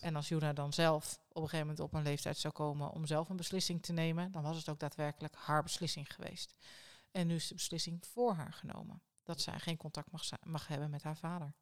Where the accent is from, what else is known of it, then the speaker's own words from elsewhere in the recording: Netherlands; als Nederlanders